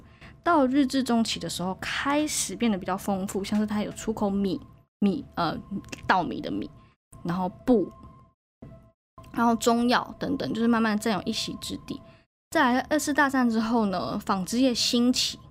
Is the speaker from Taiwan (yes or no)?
yes; Taichung, Taiwan; moved away as an adult; also born or lived in Banqiao, New Taipei; now in Taipei, Taiwan; 因为我是台中人嘛，我以前就是一个有台北梦的人